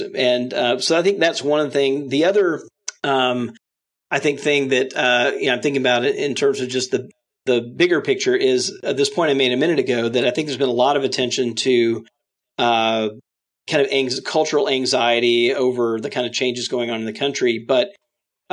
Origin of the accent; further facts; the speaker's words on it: Mississippi, United States; now in Washington, D.C., United States; I grew up Southern Baptist in Mississippi